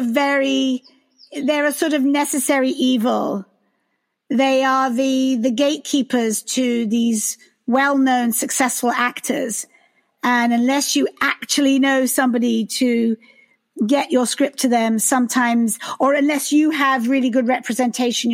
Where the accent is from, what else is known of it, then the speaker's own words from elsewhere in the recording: United Kingdom; now in United States; I am British